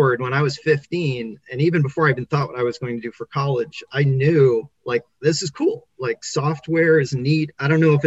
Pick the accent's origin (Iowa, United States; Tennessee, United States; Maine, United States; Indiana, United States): Maine, United States; when I was a kid, I grew up in Maine, which is this tiny state in the top corner of the United States.